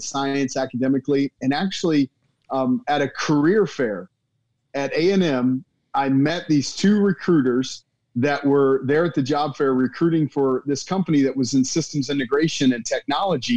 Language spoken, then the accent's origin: English; Dallas, Texas, United States; I born and raised in Dallas. And, you know, grew up in Texas, went to Texas A&M